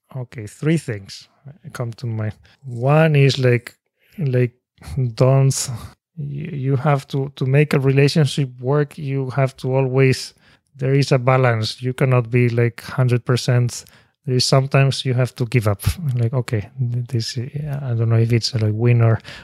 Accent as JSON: {"language": "English", "country": "Spain", "tie": "born or raised there", "second_language": "English", "moved": "as an adult", "lives_now": "Japan", "said": "I was born in Spain"}